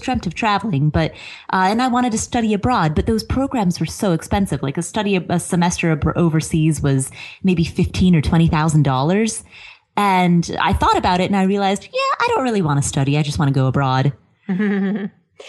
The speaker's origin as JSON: {"language": "English", "town": "Cincinnati", "region": "Ohio", "country": "United States", "tie": "born or raised there", "also_born_or_lived": "Kathmandu, Nepal / Colorado / Atlanta", "moved": "as an adult", "lives_now": "Las Vegas, United States", "said": "I grew up in Ohio, Cincinnati, Ohio"}